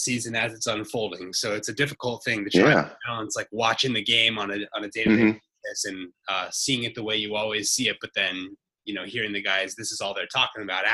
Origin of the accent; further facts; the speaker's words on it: Bay Area, California, United States; Growing up in the Bay Area